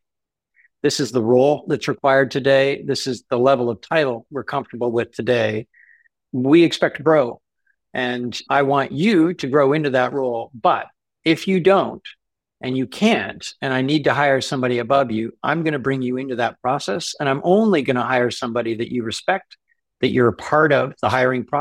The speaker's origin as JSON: {"language": "English", "country": "Canada", "said": "Being a Canadian entrepreneur"}